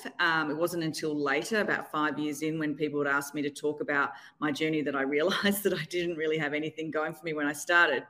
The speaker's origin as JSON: {"language": "English", "country": "Australia", "moved": "as an adult", "lives_now": "New York City, United States", "said": "I'm Australian, but living in New York City now."}